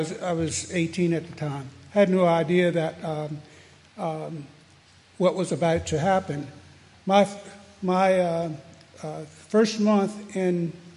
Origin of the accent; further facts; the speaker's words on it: Frederick, Maryland, United States; I grew up here in Frederick, native, went to school in Frederick at the time